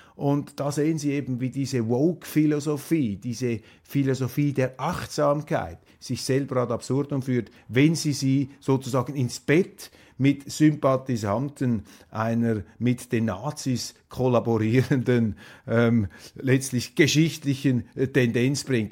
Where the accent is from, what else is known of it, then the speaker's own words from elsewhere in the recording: Switzerland; als Schweizer